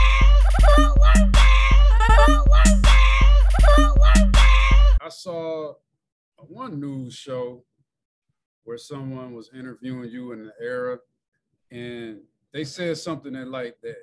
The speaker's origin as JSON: {"language": "English", "town": "Joliet", "region": "Illinois", "country": "United States", "tie": "born or raised there", "said": "I went to Joliet West. So I'm from Joliet"}